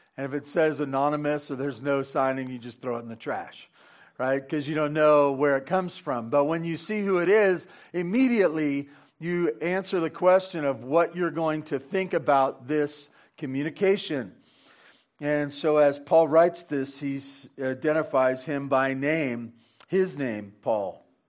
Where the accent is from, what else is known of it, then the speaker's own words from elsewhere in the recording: Santa Barbara, California, United States; growing up in Santa Barbara on the wrong side of the freeway